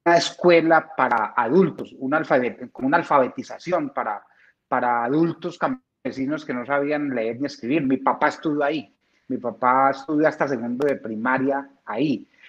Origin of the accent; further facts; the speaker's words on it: Marinilla, Antioquia, Colombia; also born or lived in San Félix, Bello; toda la vida la pasé en Marimilla